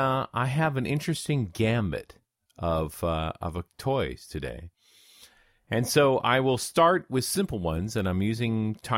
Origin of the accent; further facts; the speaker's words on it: Canada; I, as a Canadian